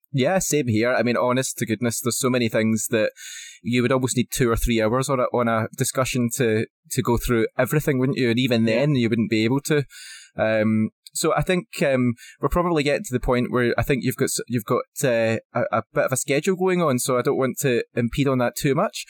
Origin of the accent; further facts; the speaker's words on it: Scotland, United Kingdom; as a Scotsman, it's definitely in my blood.